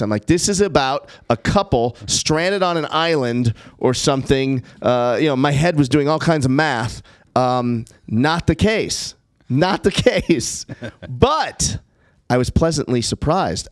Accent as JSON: {"language": "English", "town": "Los Angeles", "region": "California", "country": "United States", "tie": "born or raised there", "said": "I grew up in Brentwood"}